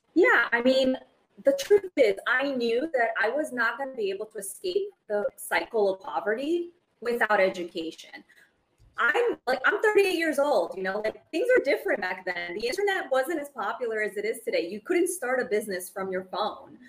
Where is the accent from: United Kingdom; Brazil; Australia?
Brazil; now in United States; as an immigrant, I was born in Brazil. I moved to the United States